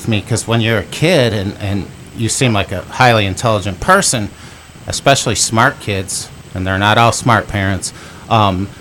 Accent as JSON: {"language": "English", "region": "Michigan", "country": "United States", "tie": "born or raised there", "said": "I'm from Michigan as well"}